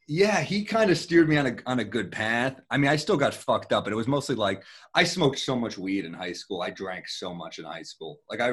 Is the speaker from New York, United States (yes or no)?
yes; New York City, New York, United States; I loved growing up in Manhattan.